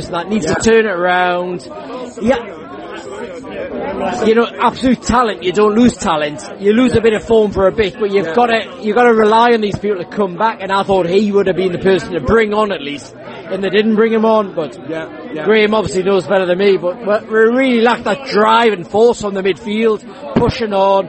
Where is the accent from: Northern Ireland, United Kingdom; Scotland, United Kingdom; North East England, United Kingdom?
North East England, United Kingdom; Newcastle upon Tyne; as a Geordie and a Brighton fan